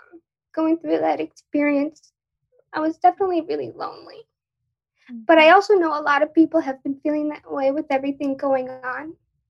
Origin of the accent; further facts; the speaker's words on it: Long Island, New York, United States; So I'm from New York, Long Island.